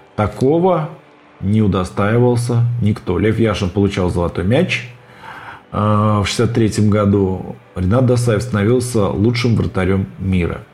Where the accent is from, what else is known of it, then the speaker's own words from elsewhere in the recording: Ulyanovsk, Ulyanovsk Oblast, Russia; И в мой родной город, в Ульяновск, переехали только уже перед самым моим рождением.